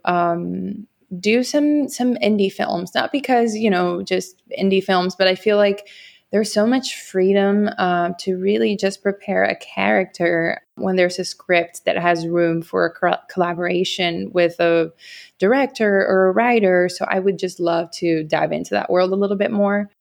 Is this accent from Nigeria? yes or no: no; Dominican Republic; English is a second language; moved away as an adult; now in New York, United States; I was born in New York and I grew up in the Dominican Republic where my parents are from and what I call home.